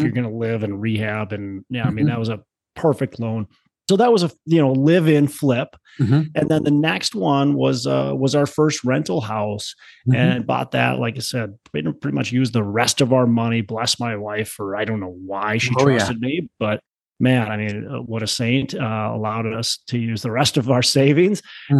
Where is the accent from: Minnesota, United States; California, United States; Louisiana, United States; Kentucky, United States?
Minnesota, United States; Twin Cities; Well, I'm from the Twin Cities, Minnesota. So born, raised, been here my whole life.